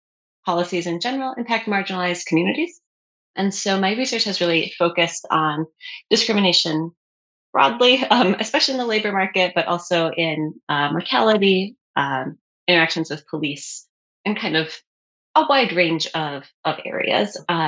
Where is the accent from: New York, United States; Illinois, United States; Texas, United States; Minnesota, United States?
Minnesota, United States; moved away; I am originally from Minnesota. I currently live in Minnesota, and I grew up in a pretty conservative area. And I'm gay